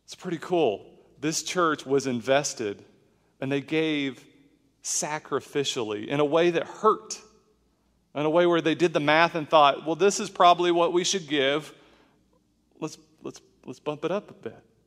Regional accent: Oklahoma, United States; a kid growing up in Oklahoma

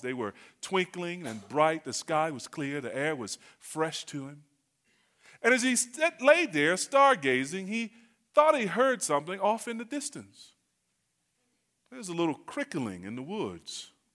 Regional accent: North Carolina, United States; I'm from North Carolina.

